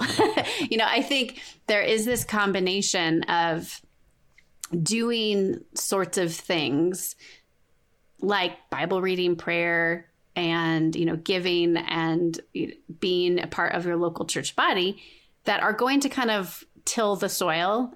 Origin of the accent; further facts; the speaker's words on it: Southern California, United States; moved away as an adult; now in Colorado, United States; we live in Colorado. We moved from Southern California, where we grew up